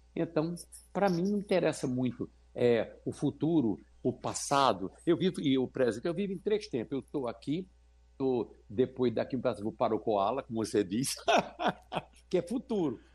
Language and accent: Portuguese; São Bento do Una, Pernambuco, Brazil; Pela primeira vez eu cantei no Cine Rex em São Bento do Una, a cidade onde eu nasci, no agreste meridional de Pernambuco